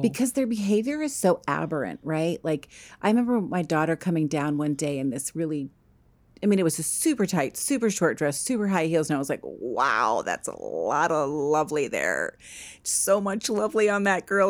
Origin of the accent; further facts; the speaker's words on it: East Coast, United States; I grew up on the East Coast.